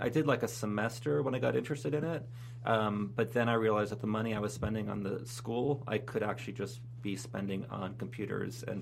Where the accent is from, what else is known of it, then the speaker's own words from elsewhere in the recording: New Jersey, United States; also born or lived in New York City; I grew up in New Jersey. I was born in New York City.